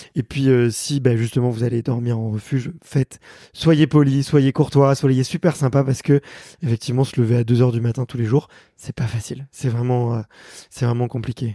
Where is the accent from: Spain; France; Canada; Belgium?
France; accent: French; quand je parle anglais, je garde mon accent français